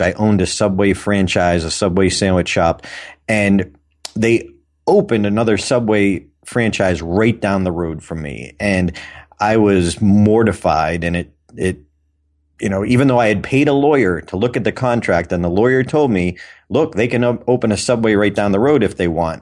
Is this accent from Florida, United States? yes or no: no; Auburn, Massachusetts, United States; Doctor Robert Goddard, who had launched the first liquid fuel rocket in history in my hometown